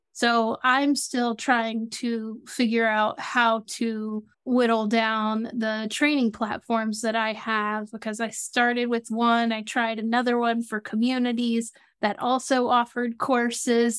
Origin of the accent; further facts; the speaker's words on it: Atlanta, Georgia, United States; now in South Florida, United States; I live in South Florida and I'm from Atlanta, Georgia